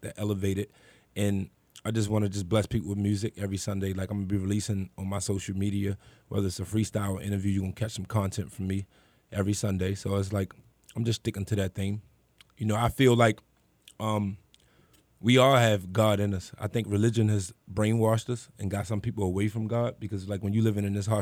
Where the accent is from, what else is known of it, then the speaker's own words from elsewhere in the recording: Baltimore, Maryland, United States; growing up in Baltimore City